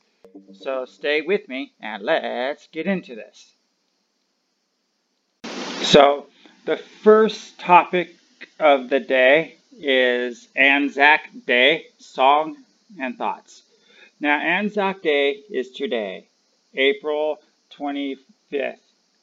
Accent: United States; I'm from America

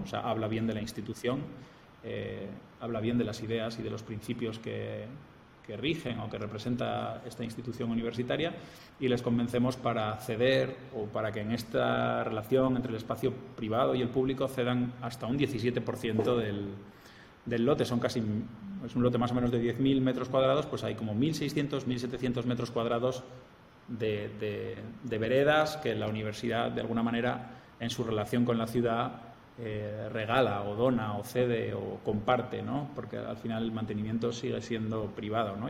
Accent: Spain; moved away as an adult; also born or lived in Germany; now in Piura, Peru; yo soy español

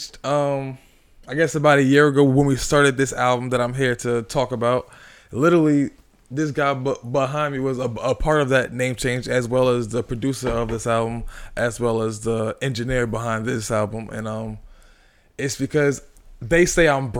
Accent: New Jersey, United States; also born or lived in Orange / Newark / Roselle / Elizabeth; I'm from Orange. I'm really from all over the place, though. Like, I can't just say I'm from one place because I had a nomadic childhood. I lived from Newark to Roselle to Elizabeth. I lived all over the damn place. West Orange. So, like, I'm from Jersey, but, you know, I'm from all over Jersey

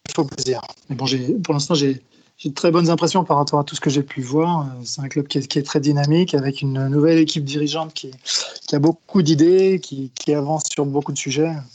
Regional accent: Brittany, France; moved away; also born or lived in Paris region; je suis originaire de Bretagne, donc j'ai plutôt joué là-bas quand j'étais jeune.

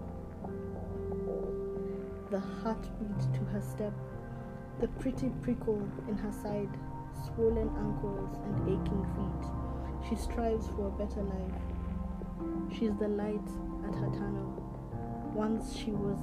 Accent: Kenya; my father is from West Africa, but I was born in Kenya

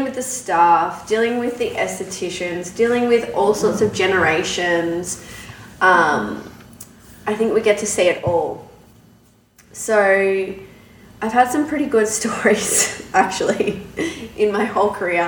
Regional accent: Australia; moved away as an adult; now in Canada; I'm from Australia.

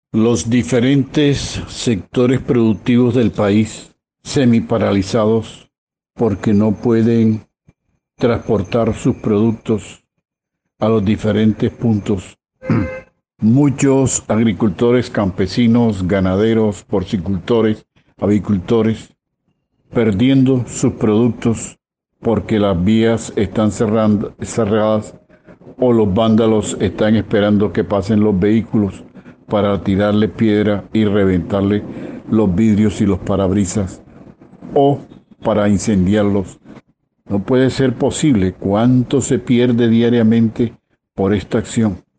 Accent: Colombia; como colombianos

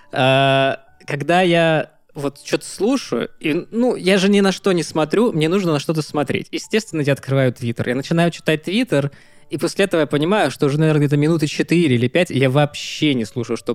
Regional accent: United States; Так в том-то и дело, что я американец

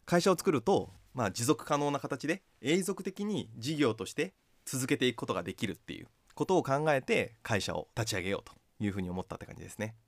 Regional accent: Kochi, Japan; moved away as an adult; also born or lived in Tokyo; now in Sapporo, Japan; 僕自身はあの高知県の出身でで大学から東京に出て

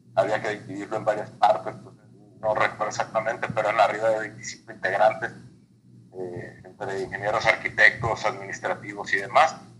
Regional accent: Mexicali, Baja California, Mexico; also born or lived in Torreón; Yo voy del desierto, yo nací en Mexicali, aquí hay años en los que llueve

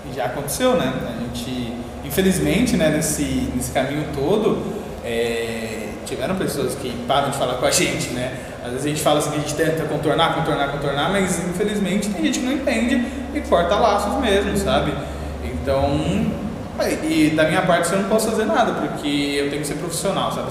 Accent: São Paulo, Brazil; Eu sou ali da Patriarca, Zona Leste

